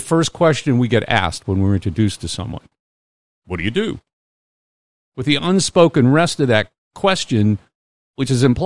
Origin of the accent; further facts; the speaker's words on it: United States; also born or lived in New England / California; now in Mississippi, United States; I grew up in Pennsylvania and New England